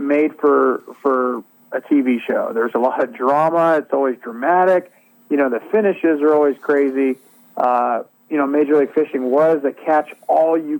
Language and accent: English; Northern California, United States; I grew up in Northern California